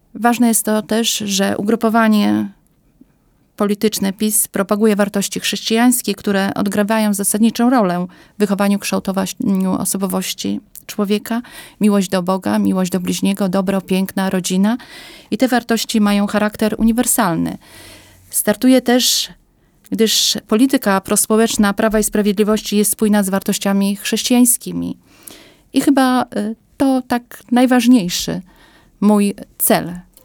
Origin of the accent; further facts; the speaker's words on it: eastern Poland, Poland; also born or lived in Białystok; Pochodzę ze wsi. Obecnie mam dom rodzinny na wsi.